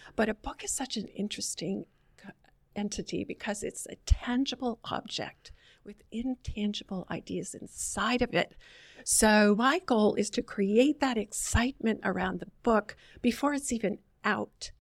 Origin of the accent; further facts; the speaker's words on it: Vermont, United States; moved away as an adult; also born or lived in Boston, Massachusetts; now in Charlotte, United States; I grew up in Vermont, Bucolic State